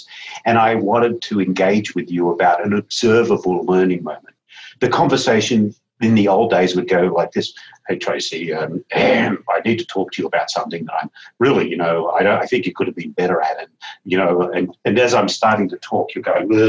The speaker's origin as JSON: {"language": "English", "country": "Australia", "moved": "yes", "said": "Australia, my home country"}